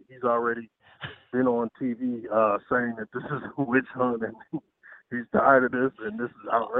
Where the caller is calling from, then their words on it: Atlanta, Georgia, United States; I'm in Atlanta.